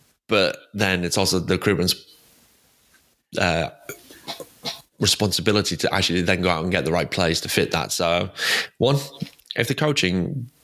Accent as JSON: {"language": "English", "region": "England", "country": "United Kingdom", "said": "I'm English"}